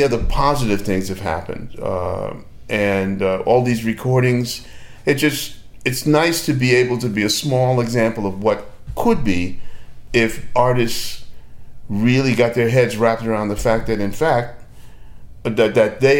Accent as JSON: {"language": "English", "country": "Australia", "said": "I'm an Australian."}